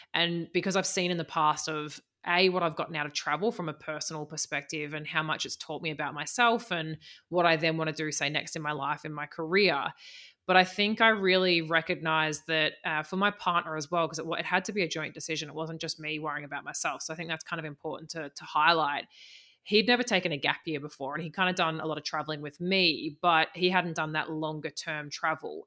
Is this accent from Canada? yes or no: no; Australia; moved away as an adult; also born or lived in New Zealand; I am Australian, and I lived for about the la, past five years in New Zealand